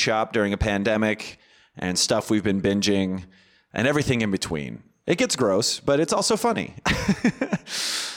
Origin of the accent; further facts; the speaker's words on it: near Orangevale, Northern California, United States; I'm from Northern California, which is where Orangevale is. Orangevale was a neighboring city to where I grew up